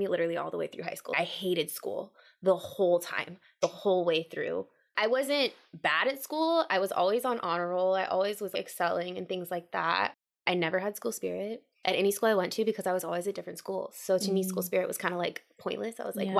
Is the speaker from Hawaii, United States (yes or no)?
yes; Hawaii, United States; born there; also born or lived in Virginia / Washington, D.C.; So I was born in Hawaii. I moved to Virginia and then I moved to Washington, D.C.